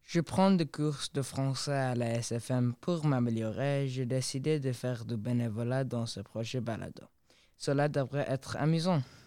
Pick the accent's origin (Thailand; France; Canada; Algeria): Canada; Coquitlam, British Columbia; French is a second language; Je suis né à Mardville. Jusqu'à l'âge de 8 ans, j'ai joué toujours à Park sur le terrain de jeu du centre communautaire